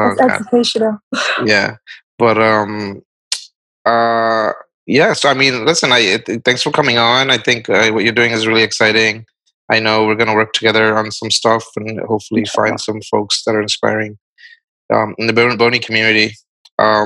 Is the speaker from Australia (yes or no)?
no; Barisal, Barisal Division, Bangladesh; moved away; I was born in Borishal, so it's like south east